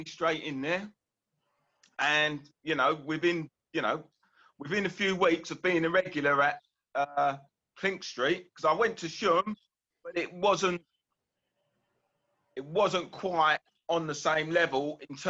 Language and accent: English; London, United Kingdom; I was brought up around the London Bridge area.